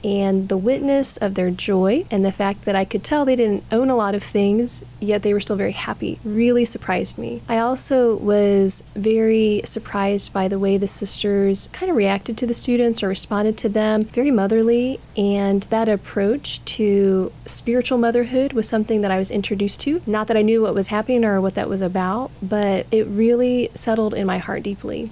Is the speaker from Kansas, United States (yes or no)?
yes; Wichita, Kansas, United States; I am originally from Wichita